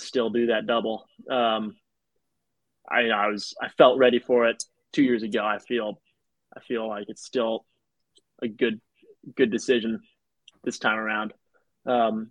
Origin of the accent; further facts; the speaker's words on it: New York City, New York, United States; I'm from New York City